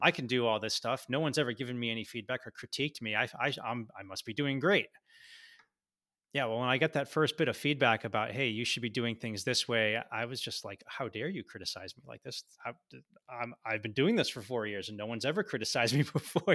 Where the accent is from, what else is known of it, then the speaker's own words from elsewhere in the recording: Boston, Massachusetts, United States; moved away as an adult; I grew up in Boston